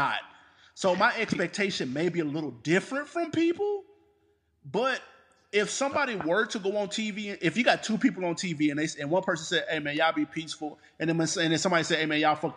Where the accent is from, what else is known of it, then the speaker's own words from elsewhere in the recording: Nashville, Tennessee, United States; now in Atlanta, United States; we come from Nashville